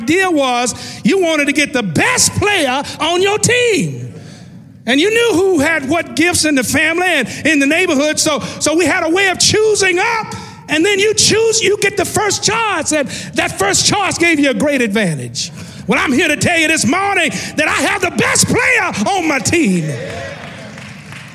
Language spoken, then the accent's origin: English; West Tennessee, United States; growing up in West Tennessee